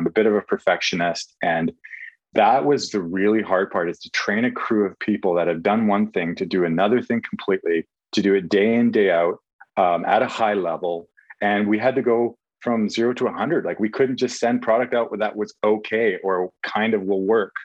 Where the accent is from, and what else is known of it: Canada